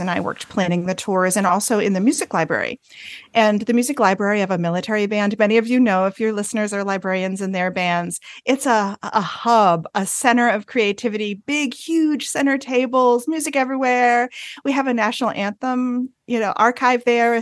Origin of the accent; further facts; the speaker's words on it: northern Vermont, United States; now in North Carolina, United States; I am from a small Vermont town. So Vermont is in the north of the United States. My hometown has about two hundred and eighty people in it